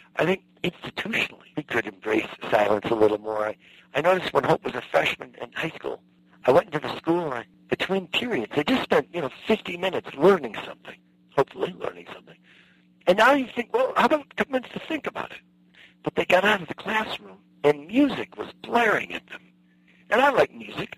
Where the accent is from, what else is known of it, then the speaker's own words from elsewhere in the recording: Midwest, United States; I was raised in the Midwest